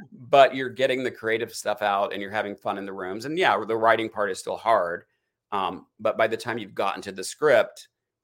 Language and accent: English; Eastern Kentucky, United States; now in Hollywood, United States; I'm a hillbilly in Hollywood. Like, I grew up in East, Eastern Kentucky